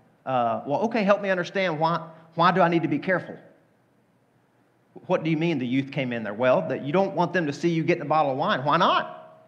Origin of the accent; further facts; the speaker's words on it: Deep South, United States; The culture I grew up in the Deep South.